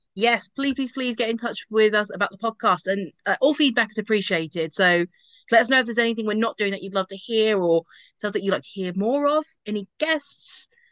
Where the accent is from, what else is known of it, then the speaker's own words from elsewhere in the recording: Basildon, East of England, United Kingdom; now in Bedfordshire, United Kingdom; I grew up in Basildon